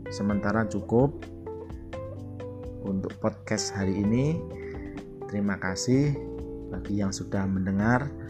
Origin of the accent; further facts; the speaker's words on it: Java, Indonesia; now in Amurang, Indonesia; asli dari Jawa, namun sekarang ini tinggal di Amurang, Minahasa Selatan, Sulawesi Utara.